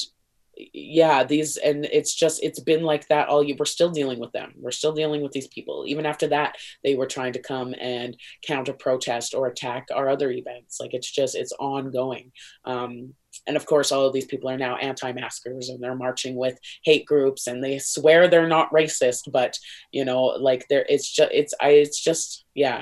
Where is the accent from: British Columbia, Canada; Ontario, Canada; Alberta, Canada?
Alberta, Canada; small town in; also born or lived in Saskatoon, Saskatchewan; now in Calgary, Canada; I moved out to a small town of 400 when I was really young out here in Alberta